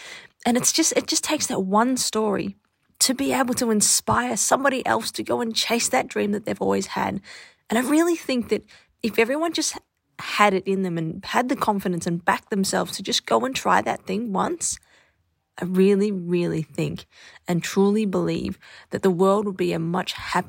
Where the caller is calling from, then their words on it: Melbourne, Victoria, Australia; I'm calling in from Melbourne, Australia.